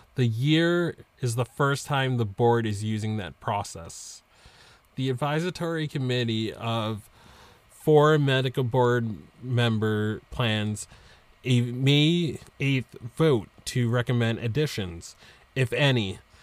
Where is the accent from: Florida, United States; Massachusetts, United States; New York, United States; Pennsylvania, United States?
Massachusetts, United States; in my home state of Massachusetts